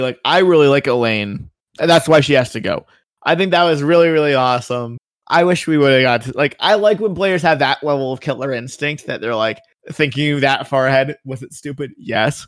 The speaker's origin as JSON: {"language": "English", "country": "Canada", "said": "I am Canadian"}